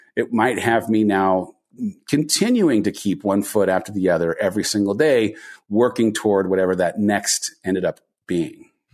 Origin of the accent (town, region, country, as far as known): Southern California, United States; born or raised there